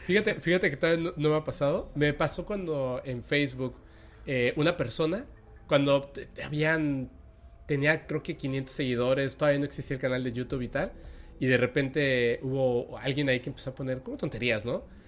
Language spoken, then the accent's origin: Spanish; Mexico; also born or lived in Mérida, Yucatán; yo soy mexicano y de hecho estamos en una parte como ni siquiera en la parte central de México